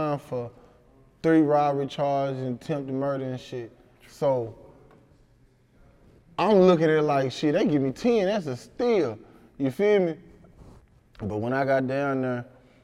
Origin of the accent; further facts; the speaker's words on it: Helena, Arkansas, United States; I'm from Helena.